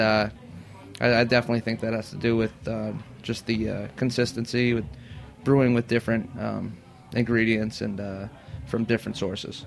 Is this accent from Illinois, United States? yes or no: no; Pennsylvania, United States; moved away as an adult; also born or lived in Boston; now in New York, United States; I grew up in Pennsylvania, and uh, I grew up in Pennsylvania. Moved up to Boston right out of high school